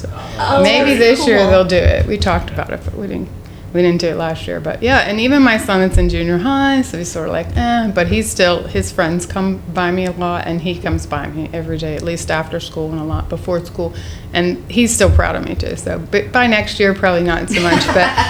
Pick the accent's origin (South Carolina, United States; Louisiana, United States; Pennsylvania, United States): Pennsylvania, United States; Mount Lebanon; I grew up in Mount Lebanon and I walked to every school that I went to.